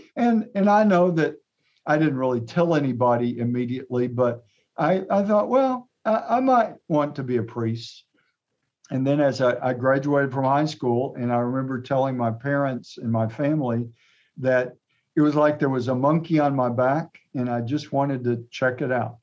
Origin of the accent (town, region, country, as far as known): Atlanta, Texas, United States; born or raised there; also born or lived in Fredericksburg, Texas / Texarkana, Texas; now in Tyler, United States